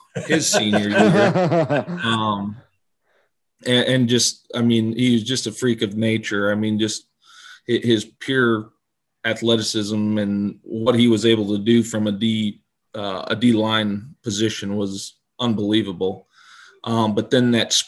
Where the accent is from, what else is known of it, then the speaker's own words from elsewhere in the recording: Lincoln, Nebraska, United States; I grew up in Lincoln, went to Lincoln Northeast